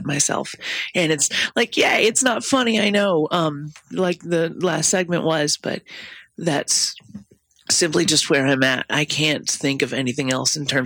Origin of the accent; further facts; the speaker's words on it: the South, United States; now in Minnesota, United States; I'm from the South